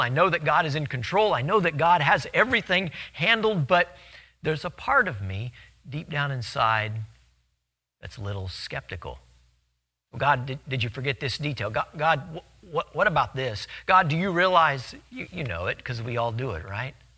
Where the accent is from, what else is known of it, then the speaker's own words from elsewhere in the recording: Louisiana, United States; In Louisiana, we have a ton of them.